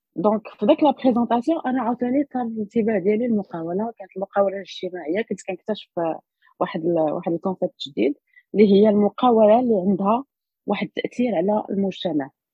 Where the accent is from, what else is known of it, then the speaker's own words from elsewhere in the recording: Rabat, Rabat-Salé-Kénitra, Morocco; زاديت في الرباط قريت في الرباط زعما ما عمرني ما خرجت